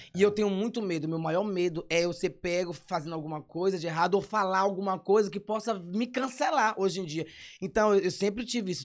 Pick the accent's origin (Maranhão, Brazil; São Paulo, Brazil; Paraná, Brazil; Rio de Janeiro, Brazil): Maranhão, Brazil; São Luís; Sou de São Luís, nascido e criado no São Cristóvão